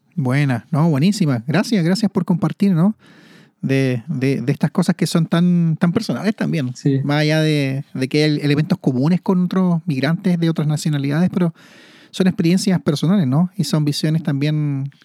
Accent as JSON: {"language": "Spanish", "town": "Santiago", "region": "Santiago Metropolitan Region", "country": "Chile", "tie": "born or raised there", "said": "soy nacido y criado en Santiago"}